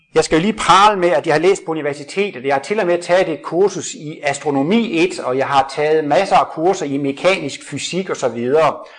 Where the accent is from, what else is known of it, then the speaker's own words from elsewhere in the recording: Jutland, Denmark; Jeg kommer fra Jylland af